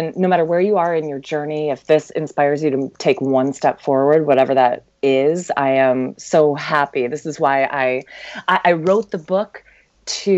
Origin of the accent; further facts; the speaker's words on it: Lansing, Michigan, United States; I grew up in Lansing, Michigan